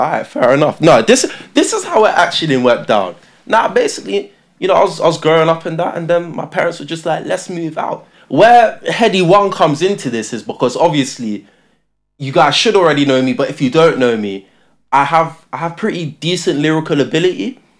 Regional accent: Luton, East of England, United Kingdom; born or raised there; also born or lived in Tottenham, London

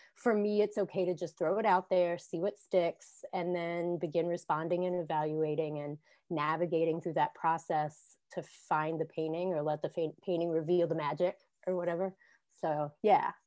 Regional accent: Southwestern Virginia, United States; moved away as an adult; also born or lived in Washington, D.C.; now in Reston, United States; I grew up in Southwestern Virginia

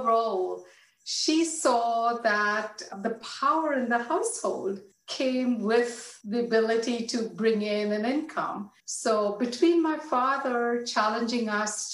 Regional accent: Mumbai, Maharashtra, India; moved away as an adult; now in United States; I was born and raised in India, in Mumbai. I was there through my undergraduate studies.

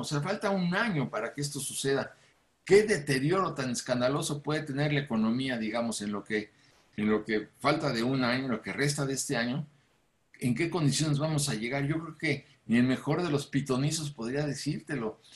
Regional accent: Mexico

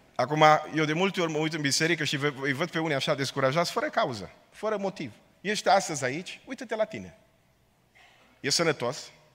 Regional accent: Romania; now in Portland, United States; suntem români

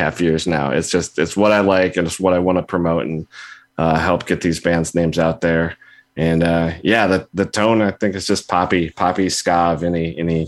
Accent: Illinois, United States; I'm from Illinois

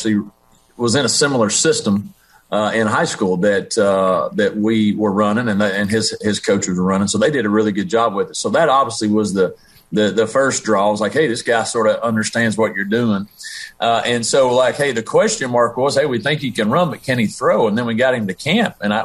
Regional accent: Tennessee, United States; now in Conway, United States; my elementary middle school days growing up in Tennessee

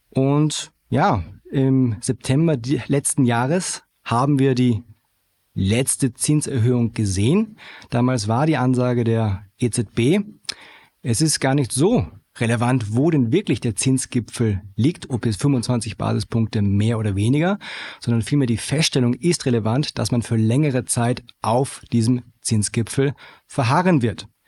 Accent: Germany; moved away as an adult; now in Vienna, Austria; ich bin gebürtiger Deutscher.

